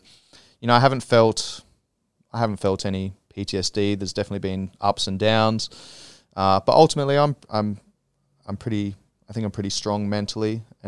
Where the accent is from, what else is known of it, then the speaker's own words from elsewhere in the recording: Australia; now in Thailand; there's been times where I come back from Australia with friends and family and stuff, and I'm, you know, back here for a couple of weeks, and I'm like, oh, I don't have that same connection that, you know, I had back home.